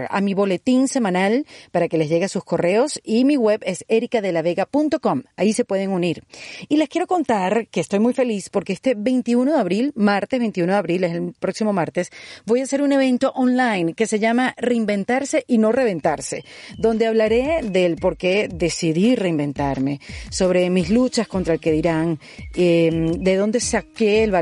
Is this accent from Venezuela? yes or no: yes; Venezuela; nos pasó hoy en día a los venezolanos